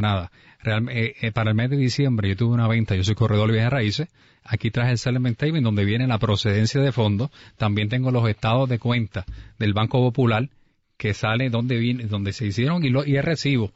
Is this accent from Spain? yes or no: no; Humacao, Puerto Rico; nacido y criado en Humacao